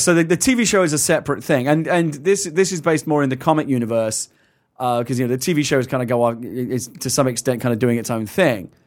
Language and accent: English; England, United Kingdom; now in United States; as an Englishman